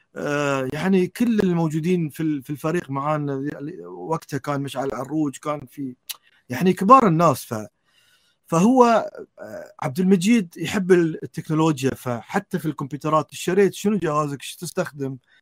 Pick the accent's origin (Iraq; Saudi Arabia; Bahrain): Bahrain; في بلدي البحرين